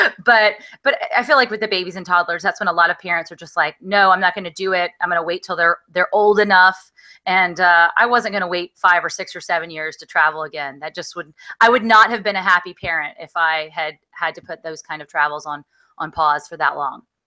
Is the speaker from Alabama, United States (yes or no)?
yes; Alabama, United States; I grew up in Alabama